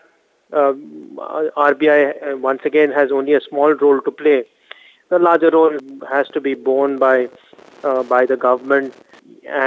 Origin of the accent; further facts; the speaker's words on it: India; it is a tough time as an Indian consumer